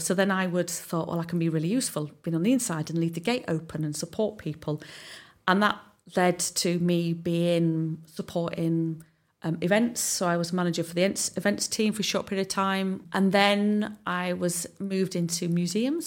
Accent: Southside villages, England, United Kingdom; also born or lived in Hull; I'm actually from Southside, from the, um, the villages

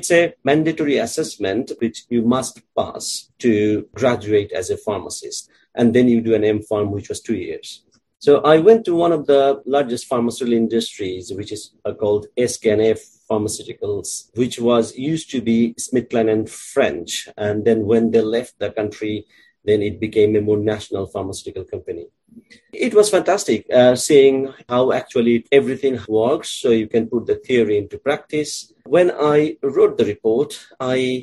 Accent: Bangladesh; moved away as an adult; also born or lived in Dhaka; now in United Kingdom; So I grew up in Bangladesh in different districts because my father was a government officer and we used to move from one city to another.

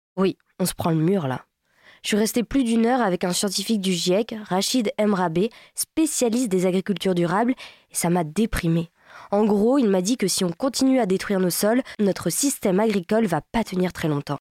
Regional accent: Brittany, France; je suis bretonne

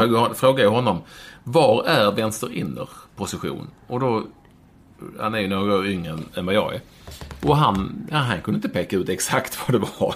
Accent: Malmö, Skåne, Sweden; now in Bromma, Sweden; jag växte upp på, Lindängen eller Vårsången i Malmö

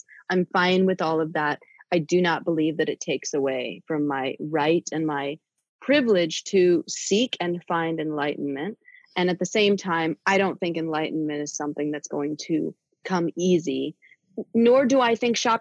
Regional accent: New York City, New York, United States; I'm a city girl, like I'm from born and raised in New York City

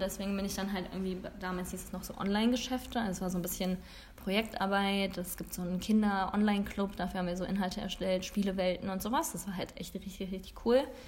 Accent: Langfeld, Germany; also born or lived in Bremen; wir nach Langfeld gezogen sind, sind wir nach ein paar Jahren die Straße runtergezogen

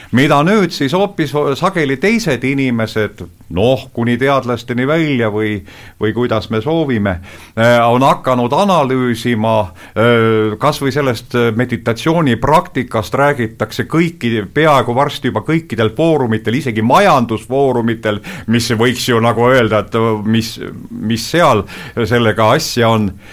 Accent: Estonia; ma olen Eestist

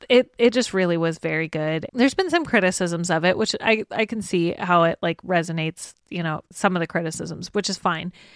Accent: United States; we as American audiences

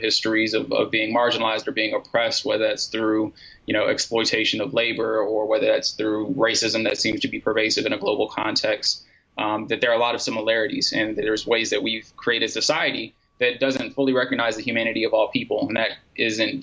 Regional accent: United States; as an American

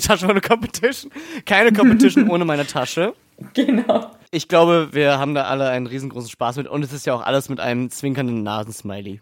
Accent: Berlin, Germany; als Berliner

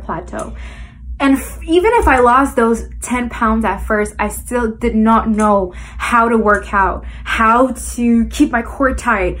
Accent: Montreal, Quebec, Canada; I am from Montreal, Canada

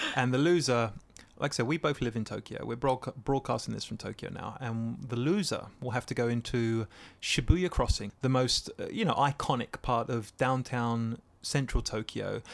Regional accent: Essex, East of England, United Kingdom; I'm from Essex, a place in England

